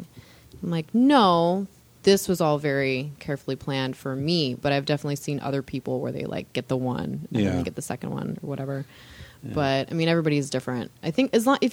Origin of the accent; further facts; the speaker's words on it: Southern California, United States; we grew up in Southern California, you know, mostly in the 90s and the aughts